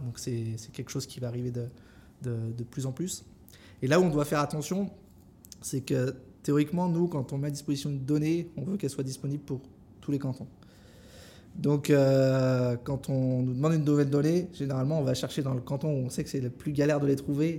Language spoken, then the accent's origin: French; France; moved away as an adult; also born or lived in Vietnam / Singapore; je suis français à l'origine